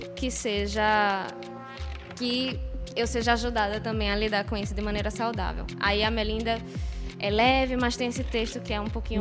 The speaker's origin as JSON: {"language": "Portuguese", "town": "Recife", "region": "Pernambuco", "country": "Brazil", "moved": "as an adult", "lives_now": "Italy", "said": "Sou de Recife"}